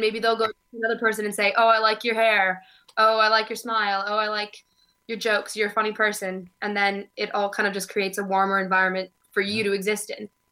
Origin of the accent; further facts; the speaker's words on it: Oregon, United States; also born or lived in Southern California; now in Glasgow, United Kingdom; I was born in Southern California and I moved to Oregon when I was nine.